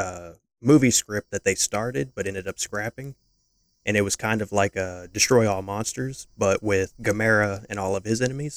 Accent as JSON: {"language": "English", "country": "United States", "said": "we're American"}